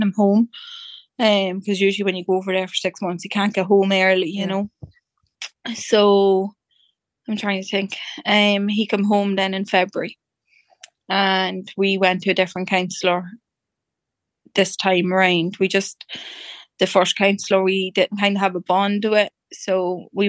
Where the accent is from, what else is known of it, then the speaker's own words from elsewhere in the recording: Dundalk, County Louth, Ireland; I'm from Dundalk in County Louth